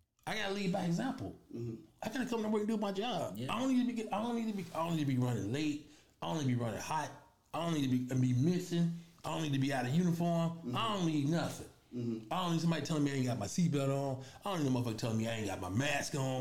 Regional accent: Chicago, Illinois, United States; also born or lived in K-Town, West Side, Chicago; I was born on the west side. I was raised on the south side. So one of them, I was born in K-Town. I was raised in Roseland

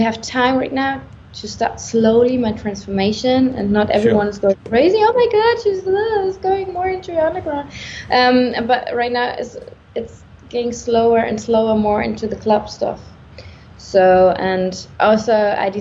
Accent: Germany; I'm from Germany

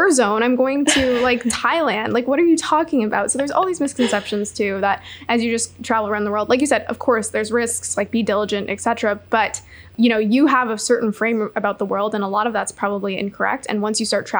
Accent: Canada; I grew up camping in Canada

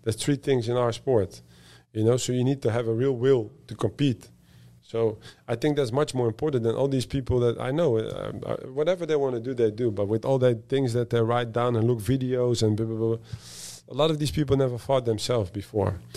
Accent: Netherlands; moved away; I'm from the Netherlands

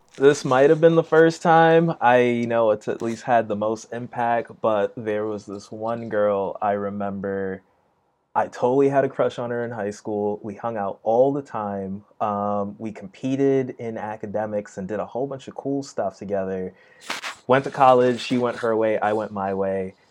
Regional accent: New York City, New York, United States; East Flatbush, Brooklyn

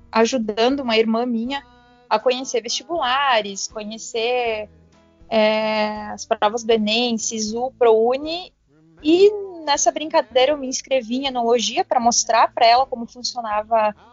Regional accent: Teutônia, Rio Grande do Sul, Brazil; now in Bento Gonçalves, Brazil; me mudei para Bento. Eu até então morava na minha cidade natal, que é Teutônia. Então eu vim para Bento em 2015, assim, me aventurar na enologia

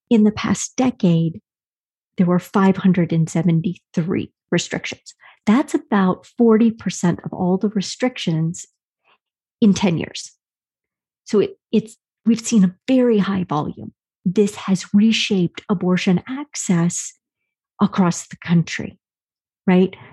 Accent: Wyoming, United States; my home state, Wyoming.

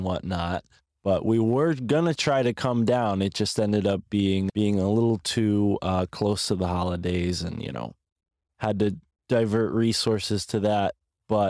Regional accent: Connecticut, United States; right across Long Island Sound from my hometown

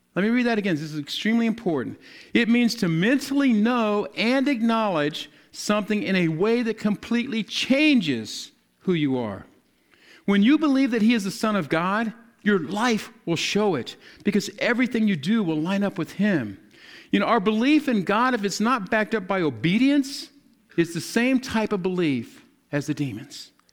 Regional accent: the South, United States; I'm, I'm from the South

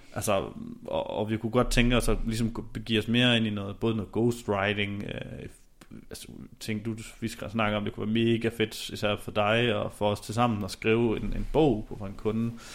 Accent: Denmark; vi som danskere

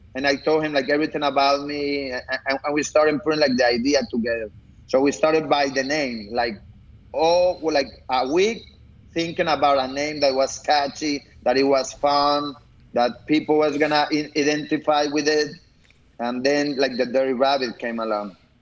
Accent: Colombia; moved away as an adult; I was born here, but I grew up in Colombia, so I study over there

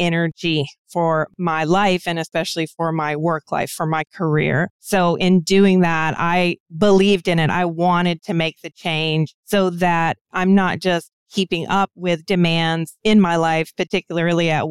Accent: United States; also born or lived in DC metro area; I'm American, so I can only speak from my own cultural background

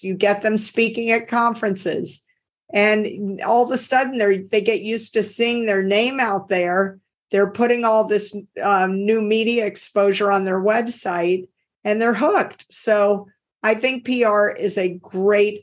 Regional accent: Deep South, United States; accent: Southern; now in Cambridge, United States; I grew up in the Deep South. You can tell if you talk to me and you know the American accent, I say things like y'all instead of you. So people immediately pick up on the fact that I'm from the South

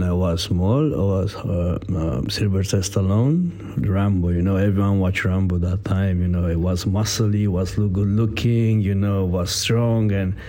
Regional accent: Italy; English is a second language; moved away as an adult; now in London, United Kingdom; I am a professional athlete, so I came from Italy. In UK, I am already 7 years, something like that.

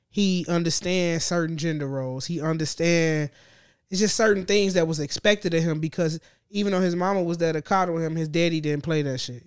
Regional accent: Gary, Indiana, United States; I'm from the region. I'm from Gary

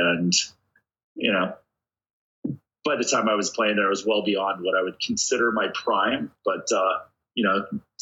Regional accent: Hawaii, United States; moved away; growing up in Hawaii where I'm being chased by a bunch of Samoan guys

